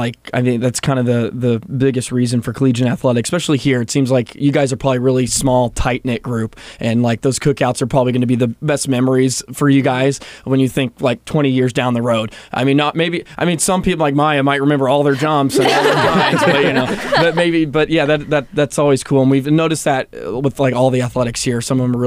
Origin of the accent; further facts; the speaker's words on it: Texas, United States; I came from Texas. I remember my first night in the dorms.